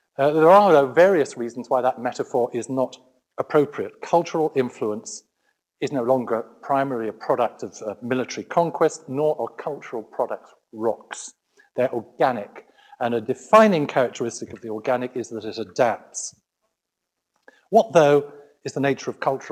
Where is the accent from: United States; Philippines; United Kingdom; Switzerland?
United Kingdom; I'm British